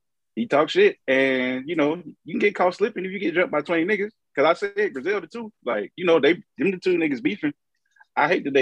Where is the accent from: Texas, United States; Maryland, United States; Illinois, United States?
Illinois, United States; Maywood; If you out of town, I'm from Chicago. If you're in the town, I'm from the woods. You know the difference. I'm a Maywood nigga.